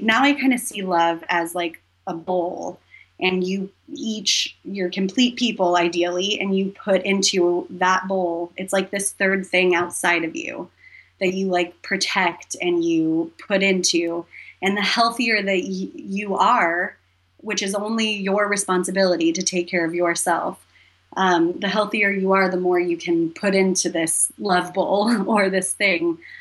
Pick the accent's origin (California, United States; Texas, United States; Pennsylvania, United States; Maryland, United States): California, United States; Humboldt County, Northern; moved away as an adult; now in Los Angeles, United States; I'm from Northern California, uh, like almost the Oregon border, Humboldt County